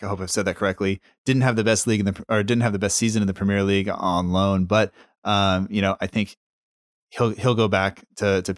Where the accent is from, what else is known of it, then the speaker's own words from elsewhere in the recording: United States; an American whose family is from Italy and Norway